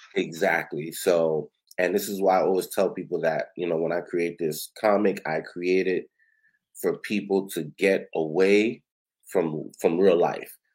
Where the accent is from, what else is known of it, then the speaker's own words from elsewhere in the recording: New York City, New York, United States; I grew up on Ocean Avenue